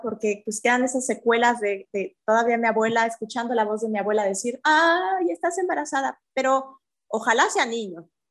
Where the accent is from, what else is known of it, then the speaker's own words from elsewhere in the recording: Mexico City, Mexico; moved away as an adult; now in Puerto Aventuras, Mexico; yo nací en la Ciudad de México y me acabo de venir hace una semana a vivir acá a Aventuras